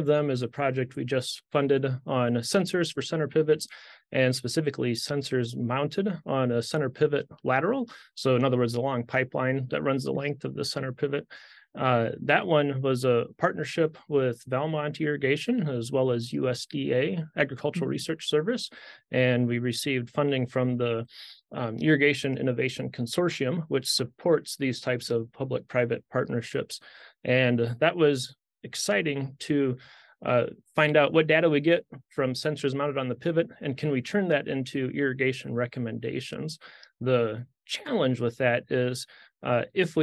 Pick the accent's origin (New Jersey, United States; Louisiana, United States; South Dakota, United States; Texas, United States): South Dakota, United States; moved away as an adult; also born or lived in St. Louis; now in Nebraska, United States; I grew up in South Dakota, just north of here, on a farm in the southeastern part of the state.